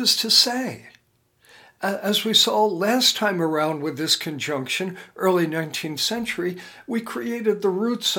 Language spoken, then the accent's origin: English; United States; my being an American